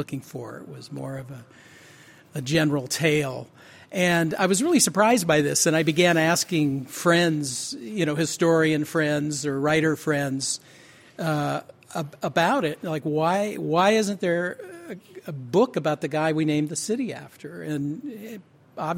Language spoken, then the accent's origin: English; Seattle, Washington, United States; I grew up in Seattle